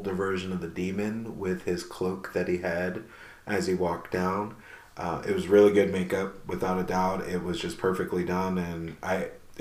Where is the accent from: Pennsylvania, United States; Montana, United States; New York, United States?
New York, United States; moved away; I'm originally from New York